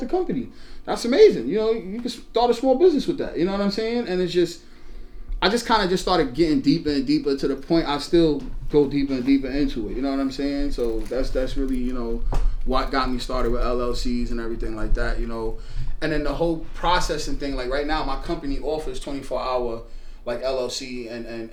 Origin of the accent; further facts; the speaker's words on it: New York City, New York, United States; I'm from Brooklyn. You know, I was born in Brooklyn